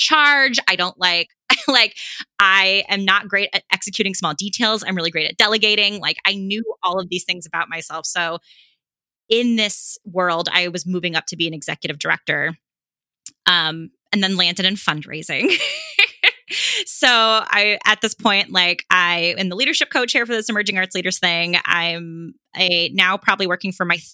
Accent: Los Angeles, California, United States; I'm from Los Angeles

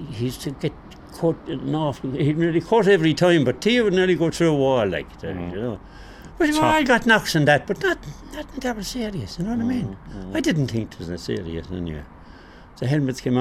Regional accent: Clonmel, Munster, Ireland; we are originally from Anna Green

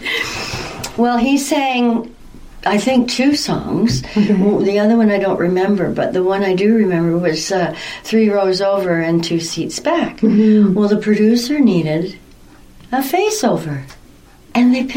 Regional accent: Toronto, Ontario, Canada; moved away as an adult; now in Stayner, Canada; I grew up in Toronto with my mom.

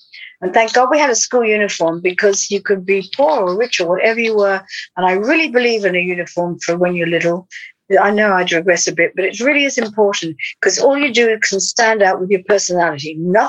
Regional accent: Australia; In Australia, but I never did grow up.

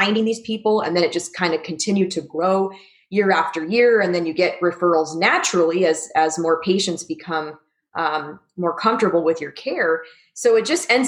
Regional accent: Arizona, United States; born or raised there; moved away as an adult; also born or lived in Missouri / Southern California; now in Las Vegas, United States

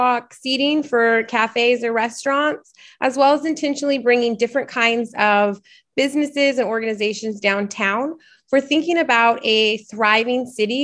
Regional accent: Portland, Oregon, United States; I am from Portland. I am from here, I went to Benson High School.

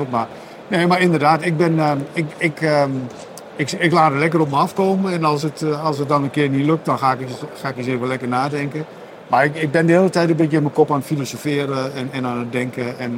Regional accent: Overijssel, Netherlands; ik ben een Sallander, maar daar hadden eh, de luisteraars en kijkers al aan gehoord natuurlijk.

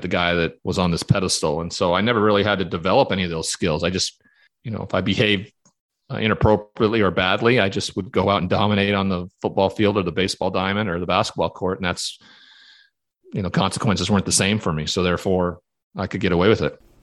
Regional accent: Montana, United States; growing up in Montana in that cowboy culture

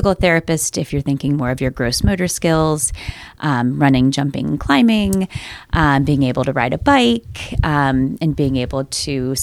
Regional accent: Cleveland, Ohio, United States; moved away; I grew up in Cleveland on the east side

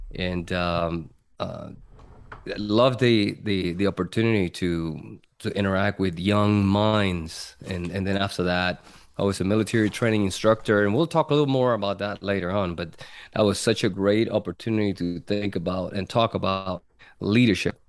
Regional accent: Puerto Rico; moved away as an adult; born and raised in Puerto Rico, and, uh, from there, when I was nineteen, enlisted in the Air Force

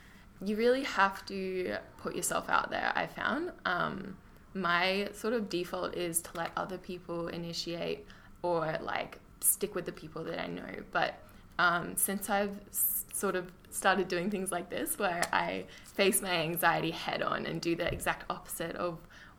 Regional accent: Maroochydore, Queensland, Australia; now in Brisbane, Australia; Born in Maroochydore. I currently live in Brisbane for study.

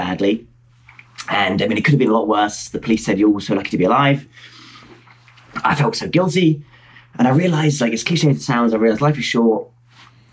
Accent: Hertfordshire, East of England, United Kingdom; I'm from Hertfordshire, just north of London. I tell people I'm from London when I'm travelling, but really, I'm from Hertfordshire, which is not in London

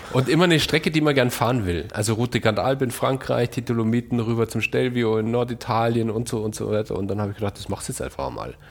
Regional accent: Munich, Bavaria, Germany; als Münchner

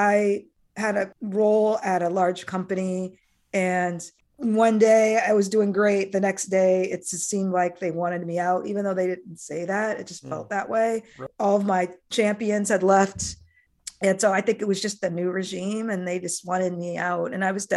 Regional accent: Iowa, United States; But as a child, I grew up in Iowa, small town Iowa, of all places. And I was the only Black kid in my elementary school.

